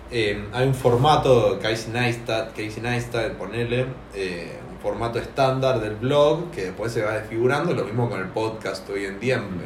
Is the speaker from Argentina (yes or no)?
yes; Argentina; somos argentinos